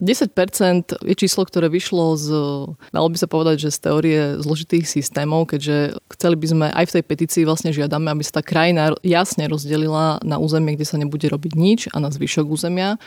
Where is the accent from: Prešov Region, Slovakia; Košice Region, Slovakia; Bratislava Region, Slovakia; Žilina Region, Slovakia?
Prešov Region, Slovakia; Podčergovie; ja som z Podčergova